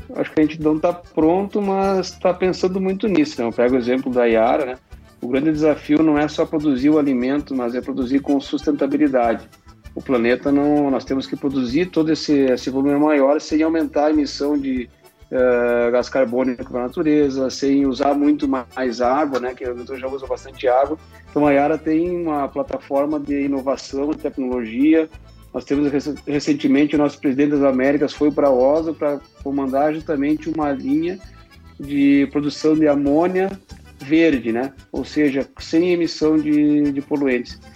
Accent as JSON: {"language": "Portuguese", "region": "Rio Grande do Sul", "country": "Brazil", "tie": "born or raised there", "also_born_or_lived": "Santa Maria", "accent": "southern", "moved": "as an adult", "lives_now": "São Paulo, Brazil", "said": "atualmente eu moro em São Paulo, mas sou natural de Catipe, Rio Grande do Sul"}